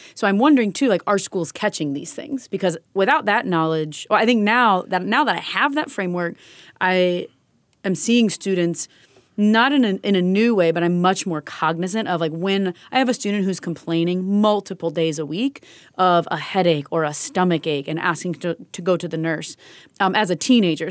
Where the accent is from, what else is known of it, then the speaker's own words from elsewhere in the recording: Kentucky, United States; I'm from Kentucky